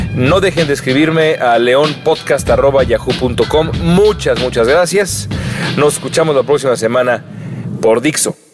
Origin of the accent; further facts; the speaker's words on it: Mexico; moved away as an adult; now in Los Angeles, United States; he vivido toda mi vida en, en México